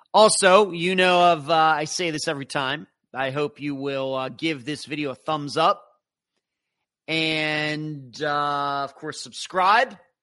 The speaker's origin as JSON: {"language": "English", "town": "Leechburg", "region": "Pennsylvania", "country": "United States", "tie": "born or raised there", "also_born_or_lived": "St. Petersburg, Florida", "moved": "yes", "said": "I grew up in Leechburg"}